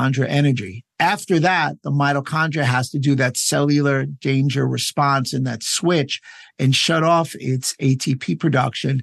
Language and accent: English; United States; as an American